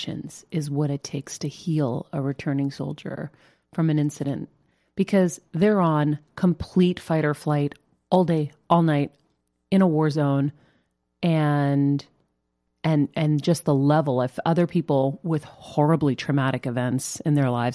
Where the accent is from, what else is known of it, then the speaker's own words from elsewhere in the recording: Massachusetts, United States; now in Los Angeles, United States; my home state of Massachusetts